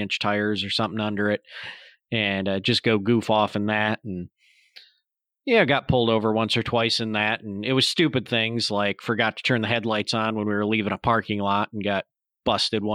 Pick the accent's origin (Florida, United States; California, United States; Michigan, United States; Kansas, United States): Michigan, United States; St. Charles; my hometown, St. Charles, Michigan, is almost too small to cruise.